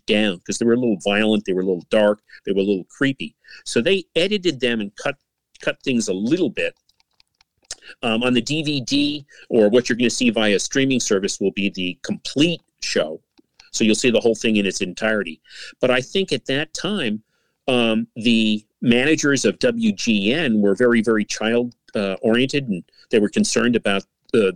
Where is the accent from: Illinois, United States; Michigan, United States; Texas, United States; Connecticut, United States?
Illinois, United States; outside of Chicago; moved away; as a child, my family and I, we lived in outside of Chicago from 1958 to 1970